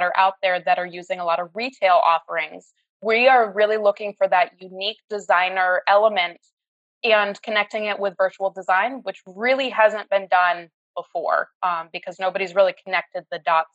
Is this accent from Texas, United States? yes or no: no; Colchester, Vermont, United States; moved away as an adult; also born or lived in Albany, New York / Indianapolis / Louisville, Kentucky / Bronx, New York; now in Gainesville, United States; I grew up in Colchester, Vermont, just outside of Burlington. I lived in the same house until I went away to college.